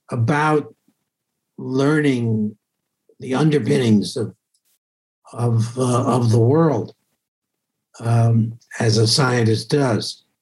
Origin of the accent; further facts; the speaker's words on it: Great Neck, New York, United States; a suburb of New York City uh, on Long Island, Great Neck, Long Island. Mm-hmm. Um, and I went to public school there uh, through high school